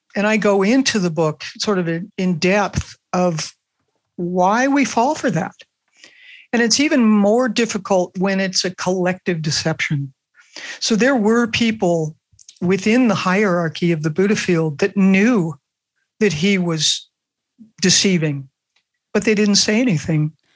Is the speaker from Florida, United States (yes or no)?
no; Los Angeles, California, United States; I grew up in Brentwood, which is where OJ Simpson lived right. in Los Angeles